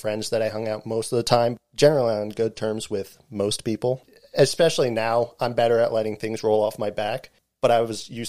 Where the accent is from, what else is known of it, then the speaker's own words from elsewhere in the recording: New Jersey, United States; the area I grew up in New Jersey